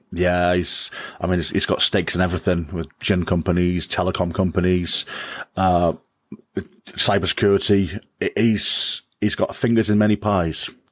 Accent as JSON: {"language": "English", "town": "Wrexham", "region": "Wales", "country": "United Kingdom", "lives_now": "Shotton, United Kingdom", "said": "I'm from, I'm from, I'm from Wrexham. I'm a, I'm a Wrexham lad."}